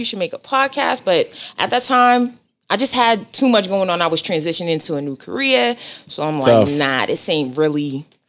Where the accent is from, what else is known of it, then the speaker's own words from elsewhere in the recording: Boston, Massachusetts, United States; I'm dark skin and I'm from Dorchester